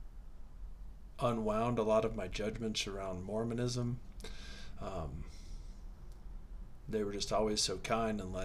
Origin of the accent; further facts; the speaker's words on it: Midwest, United States; I grew up in the Midwest